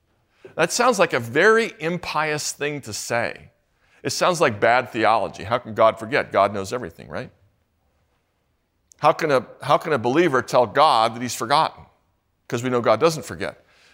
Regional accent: St. Louis, Missouri, United States; I'm from St. Louis, mostly. also other places.

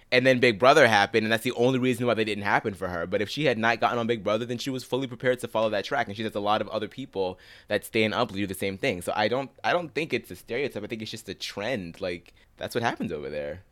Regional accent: Pittsburgh, Pennsylvania, United States; I'm from Pittsburgh

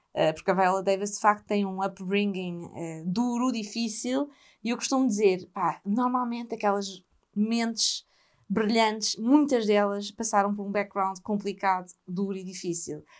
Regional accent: Portugal; pelo meu país

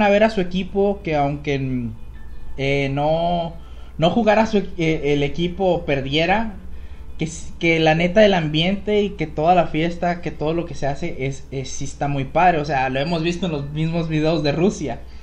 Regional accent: Mexico; siendo mexicano

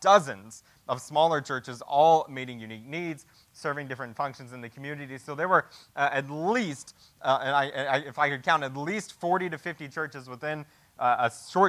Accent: the Bible Belt, United States; growing up in the Bible Belt

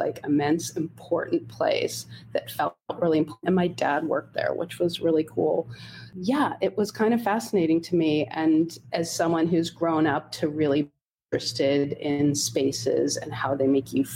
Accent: Holmdel, New Jersey, United States; I grew up in Homedale, New Jersey, which is it's a suburban town about 45 minutes outside of New York City.

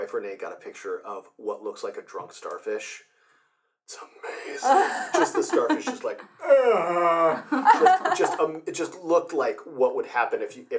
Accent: Fort Wayne, Indiana, United States; also born or lived in Milwaukee; No, I'm actually from Fort Wayne, Indiana, so

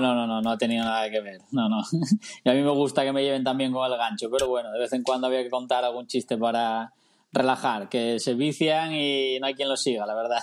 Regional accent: Tineo, Asturias, Spain; also born or lived in Mallorca; now in Gijón, Spain; soy asturiano, vivo en, en, Gijón, pero soy de Tineo

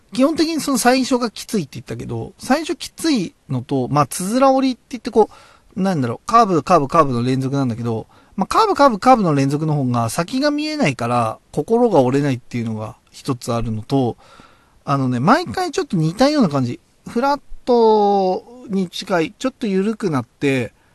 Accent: Oyama, Tochigi, Japan; also born or lived in Utsunomiya, Tochigi; 僕の生まれ育った小山

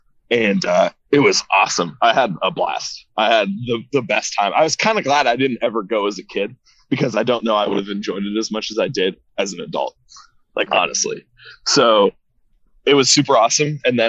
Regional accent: Midwest, United States; moved away; also born or lived in California; I had never been growing up in the Midwest.

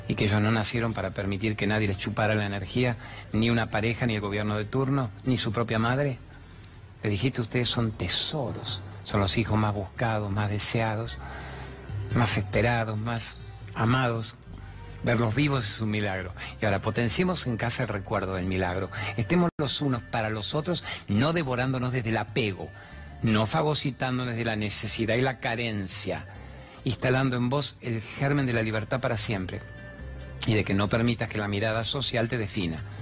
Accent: Buenos Aires, Argentina; soy del barrio de Chacarita.

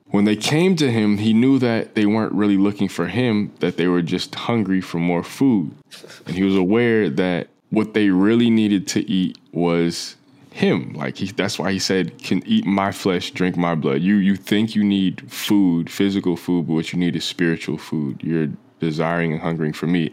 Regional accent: New Jersey, United States; moved away as an adult; now in Los Angeles, United States; I grew up in New Jersey for, from the time I was, like, three through eighteen when I went, uh, went off to college

